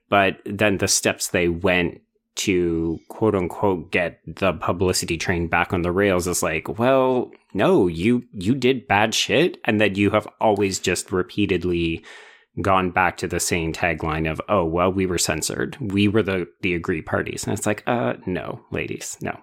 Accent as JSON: {"language": "English", "country": "Canada", "said": "a Canadian genre enthusiast"}